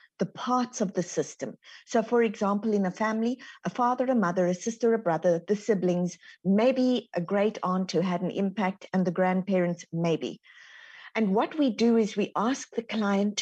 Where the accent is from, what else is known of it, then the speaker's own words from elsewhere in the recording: South Africa; moved away as an adult; now in Texas, United States; So, I'm born and raised in South Africa. As you can hear, the Texan twang hasn't quite got me yet.